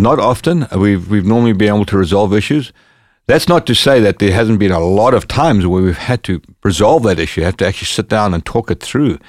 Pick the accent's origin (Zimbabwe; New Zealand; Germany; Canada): Zimbabwe; Bulawayo; moved away; my hometown, which was in the south of Zimbabwe, called Bulawayo.